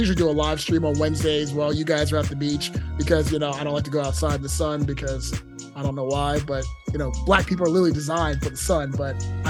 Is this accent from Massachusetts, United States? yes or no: no; Maryland, United States; Then they think I'm Dominican. Motherfucker's like, oh, I'm Dominican. I'm like, no, motherfucker, I'm from Maryland.